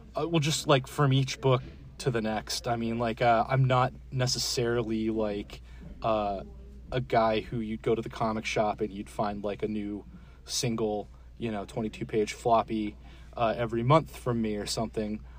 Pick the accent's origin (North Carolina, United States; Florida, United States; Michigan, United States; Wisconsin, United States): Florida, United States; moved away as an adult; also born or lived in Georgia / Dallas, Texas; now in Richardson, United States; I grew up in Florida okay. and lived in Georgia for a while too. So I'm from the Southeast